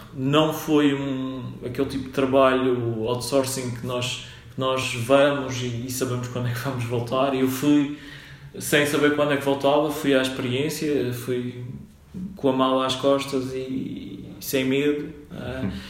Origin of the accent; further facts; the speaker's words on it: Funchal, Madeira, Portugal; moved away; also born or lived in Minho; Eu sou natural da, da Madeira, do Funchal.